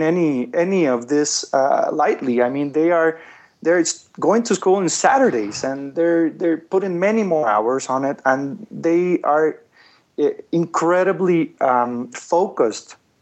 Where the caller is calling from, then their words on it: Guatemala; I'm calling you from Guatemala